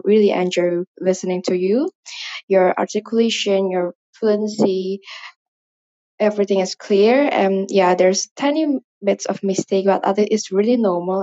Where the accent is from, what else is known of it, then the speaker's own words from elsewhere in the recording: Indonesia; I'm from Indonesia.